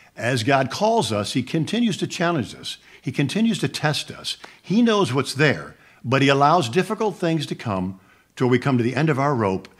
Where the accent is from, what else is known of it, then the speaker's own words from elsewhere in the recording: Buffalo, New York, United States; moved away as an adult; also born or lived in Jacksonville, Florida; growing up in Buffalo, New York, small town